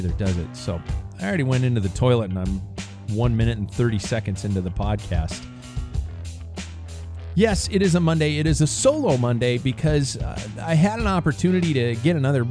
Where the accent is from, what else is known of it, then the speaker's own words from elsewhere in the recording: United States; I'm an American